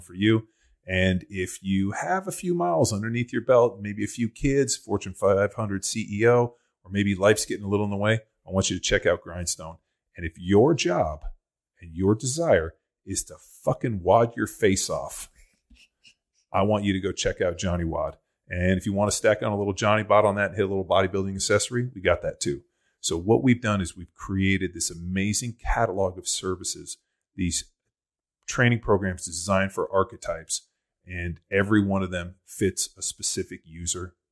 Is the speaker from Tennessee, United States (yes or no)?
no; Newport Beach, California, United States; I'm from Orange County